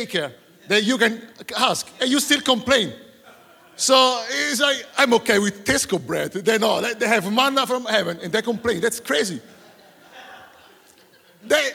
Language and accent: English; Italy; moved away as an adult; now in Surrey, United Kingdom; I'm from Italy.